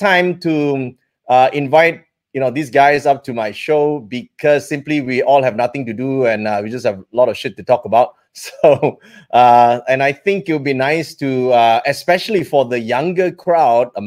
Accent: Malaysia; we grew up here in Malaysia

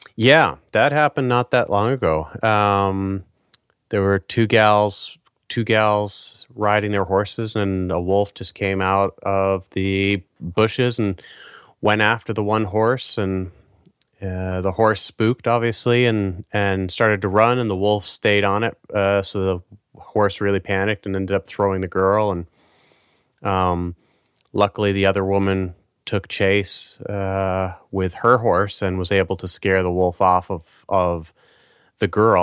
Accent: Maine, United States; moved away; I grew up in Maine on the East Coast of the United States

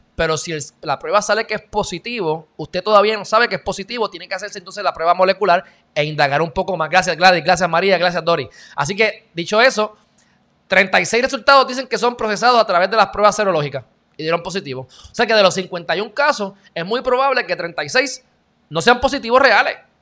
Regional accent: Puerto Rico; yo soy más puertorriqueño que los puertorriqueños

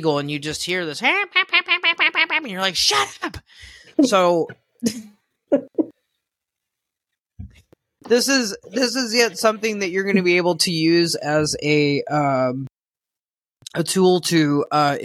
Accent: Southern California, United States; we grew up in Southern California, beach, boat, kids

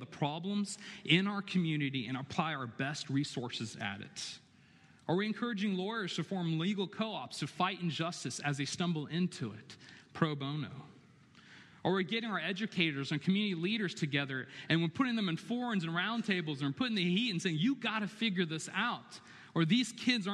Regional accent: Chapel Hill, North Carolina, United States; I was born and raised in Chapel Hill

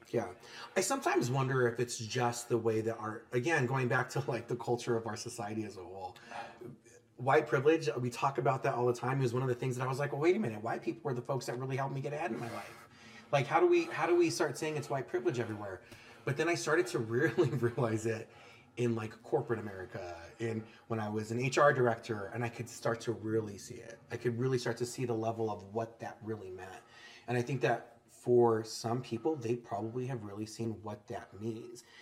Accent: New Mexico, United States; I'm from New Mexico.

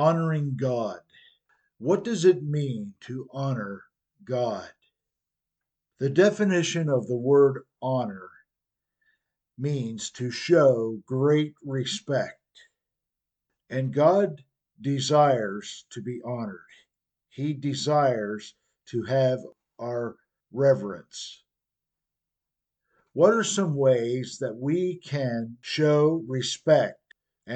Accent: United States

